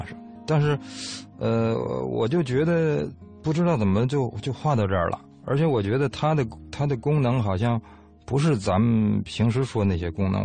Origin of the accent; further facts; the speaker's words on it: China; 我们中国人